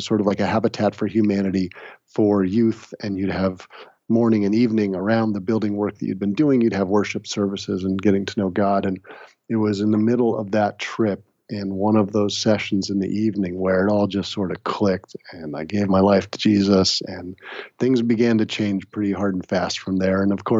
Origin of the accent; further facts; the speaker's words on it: United States; moved away as an adult; now in Massachusetts, United States; Grew up in the New York, New Jersey area.